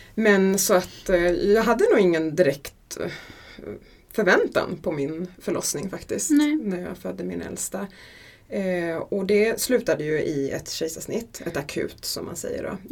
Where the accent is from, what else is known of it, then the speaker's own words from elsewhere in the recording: Gotland, Sweden; Jag föddes på Gotland